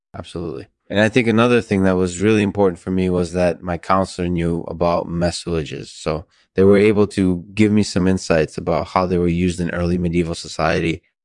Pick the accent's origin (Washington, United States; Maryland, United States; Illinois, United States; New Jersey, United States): Washington, United States; Seattle; moved away as an adult; now in Los Angeles, United States; I'm from Seattle originally, and so when I moved to Los Angeles a few years ago